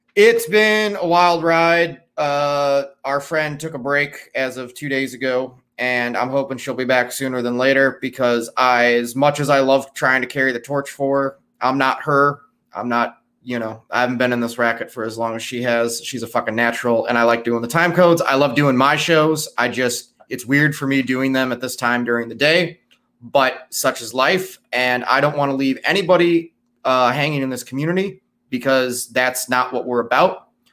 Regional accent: Chicago, Illinois, United States; I'm from Chicago

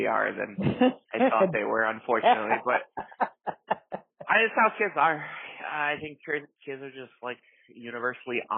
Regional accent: Chicago, Illinois, United States; I am born and raised in South Chicago

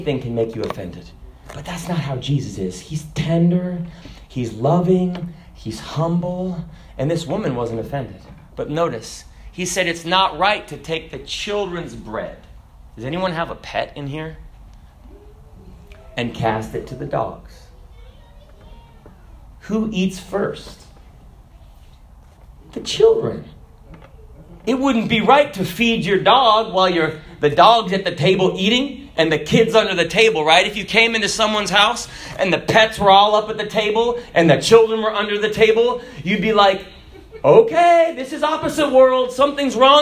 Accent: Kenya; the person from Kenya. That's me. I was born in Kenya

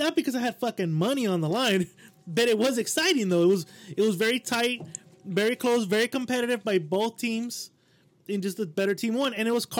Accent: El Monte, California, United States; I'm from Almontes.

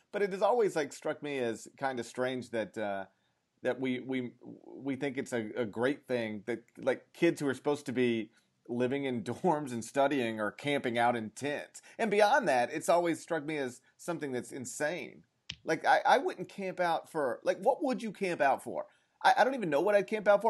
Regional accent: Mississippi, United States; I grew up in Mississippi

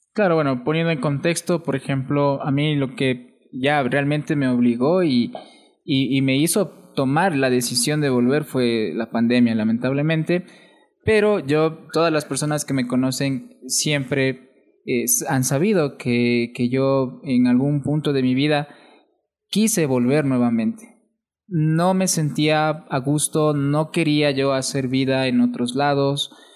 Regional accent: Atuntaqui, Imbabura, Ecuador; accent: Imbabura cantadito; also born or lived in Quito; yo de Atuntaki.

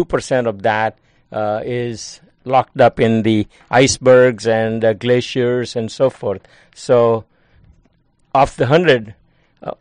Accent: India; moved away as an adult; also born or lived in Mumbai, India / Kansas, United States / Rochester, New York, United States; now in Hudson Valley, United States; I grew up in India, and at age 16, I went to University of Bombay, which is now called Mumbai.

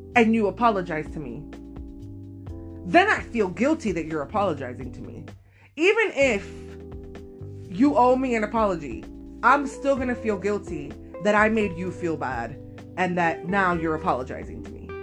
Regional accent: Miami, Florida, United States; I am from Miami, Florida

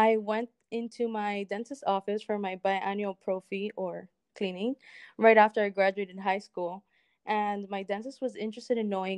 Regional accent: Miami, Florida, United States; also born or lived in Cuba; I was born in Cuba and raised in Miami

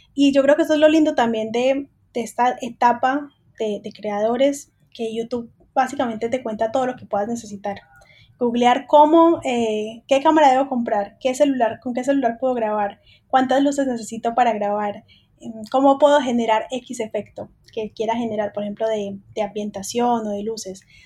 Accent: Colombia; now in Buenos Aires, Argentina; Yo soy colombiana

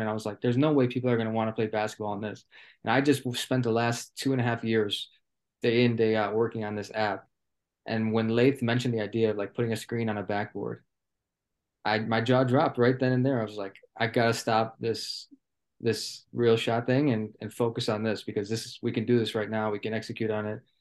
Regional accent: Milwaukee, Wisconsin, United States; originally from Milwaukee, Wisconsin. Uh, grew up playing basketball every day.

